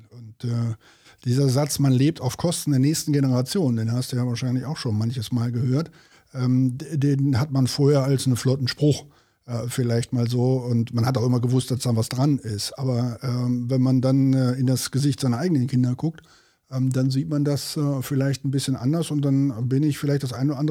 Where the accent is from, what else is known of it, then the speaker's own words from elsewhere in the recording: North Rhine-Westphalia, Germany; so, wie wir äh, bei uns in Westfalen immer so schön sagen, am Hintern ist die Henne fett.